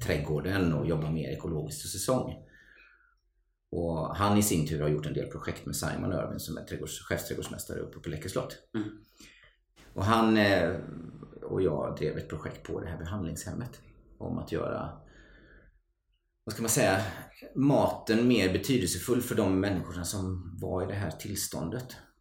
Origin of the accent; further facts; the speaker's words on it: Mullsjö, Jönköping County, Sweden; från ett litet samhälle som heter Mullsjö. Ligger utanför Jönköping. Ja. På västgötasidan måste man ju vara tydlig med att säga då.